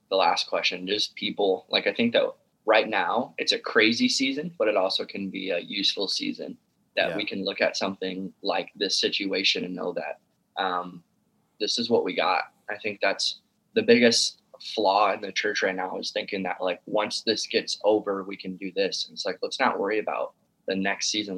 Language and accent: English; Sioux City, Iowa, United States; now in Omaha, United States; I live in Omaha, Nebraska. I li- I was born and raised in Sioux City, Iowa